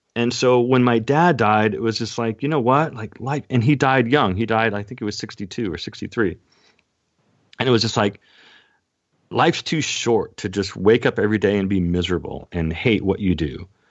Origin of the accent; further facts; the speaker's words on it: Seattle, Washington, United States; moved away as an adult; now in Temecula, United States; born and raised in Seattle, Washington, and I'm currently in Southern California in Temecula